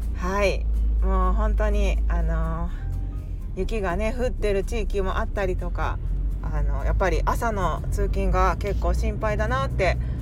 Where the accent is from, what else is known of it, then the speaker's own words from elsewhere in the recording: Kansai, Japan; 私は今関西に住んでいて関西育ちで、まあ、関西の人間なので